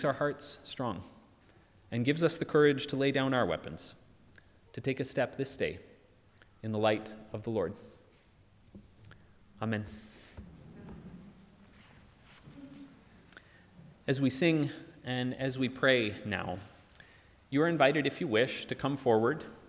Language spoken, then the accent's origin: English; United States; moved away; In my home country, so enamored with firearms